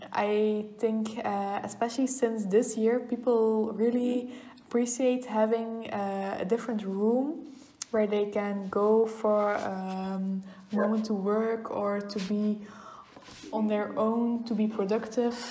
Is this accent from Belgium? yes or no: yes; Oudenaarde, Flanders, Belgium; I grew up in Oudenaarde.